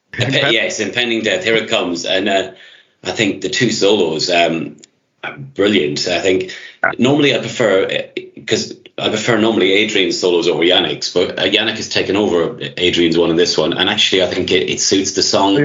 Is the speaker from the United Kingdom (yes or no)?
no; Ireland; moved away; I'm Irish myself